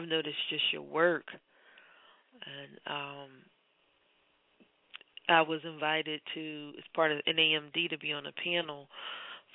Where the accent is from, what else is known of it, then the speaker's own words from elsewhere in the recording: Philadelphia, Pennsylvania, United States; I'm born and raised in Philadelphia, but I'm a little bit older than you.